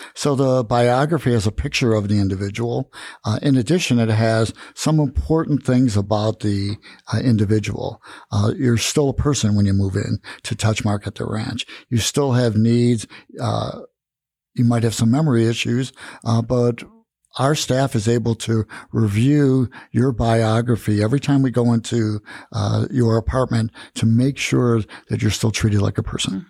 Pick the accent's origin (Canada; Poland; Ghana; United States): United States; Tucson, Arizona; moved away as an adult; now in Prescott, United States; I come from Tucson, Arizona